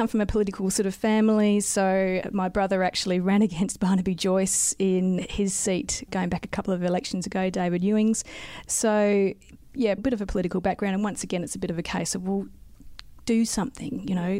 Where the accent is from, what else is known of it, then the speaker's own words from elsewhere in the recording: South Australia, Australia; So I grew up in South Australia, moved away and became a geologist